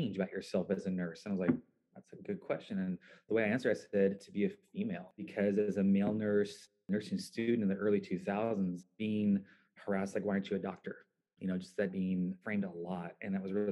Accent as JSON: {"language": "English", "area": "Central Valley", "region": "California", "country": "United States", "tie": "born or raised there", "said": "Growing up in the Central Valley, we're a very conservative, mostly white"}